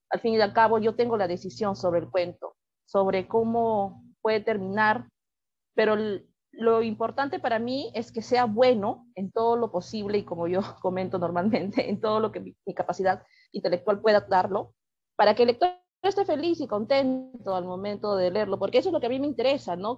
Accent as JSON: {"language": "Spanish", "region": "Lima", "country": "Peru", "said": "soy cuentista peruana"}